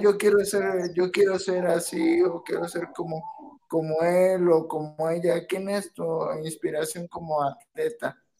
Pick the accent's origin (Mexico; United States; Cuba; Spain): Mexico; aquí en México